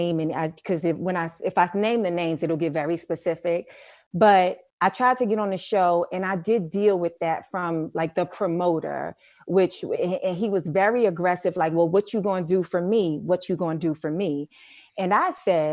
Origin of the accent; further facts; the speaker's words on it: New York City, New York, United States; also born or lived in Brooklyn; I was born in Brooklyn. I grew up in Harlem.